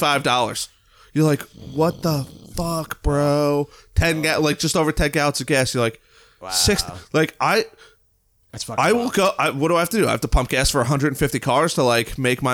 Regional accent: United States; I'm from the United States.

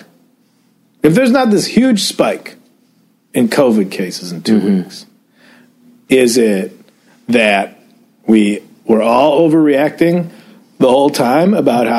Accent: Addison, Illinois, United States; moved away; even my hometown, even old Addison, Illinois, had a protest

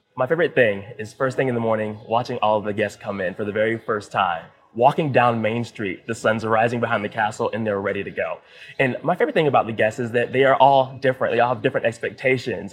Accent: Columbia, South Carolina, United States; moved away as an adult; now in Florida, United States; I'm from Columbia, South Carolina.

